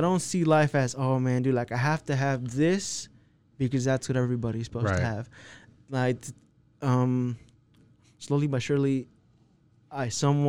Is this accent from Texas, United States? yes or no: yes; Texas, United States; I'm from Texas.